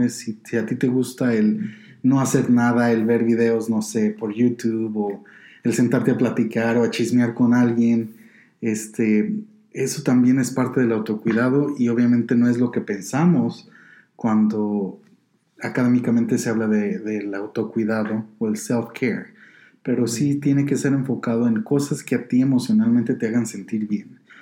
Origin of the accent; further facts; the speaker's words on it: Guanajuato, Mexico; also born or lived in Colorado, United States; now in Denver, United States; yo nací y fui criado en el estado de Guanajuato, en México, y después en el 2003 me vine a Colorado